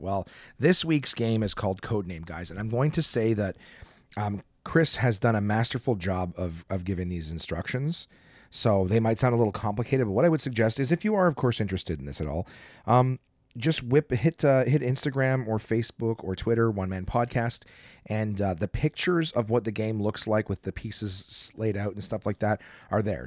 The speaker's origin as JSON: {"language": "English", "country": "Canada", "said": "we're both comics from Canada."}